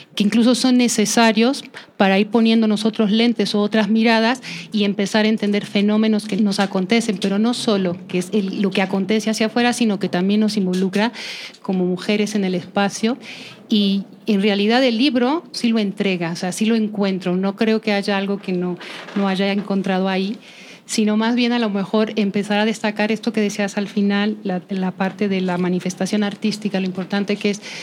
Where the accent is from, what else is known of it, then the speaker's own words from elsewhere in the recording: Guadalajara, Jalisco, Mexico; now in Mexico City, Mexico; yo vengo de la ciudad de Guadalajara